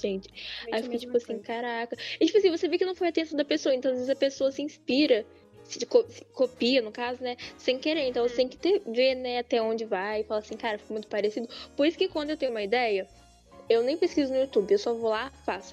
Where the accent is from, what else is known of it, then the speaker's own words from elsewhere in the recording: Brazil; eu sou brasileira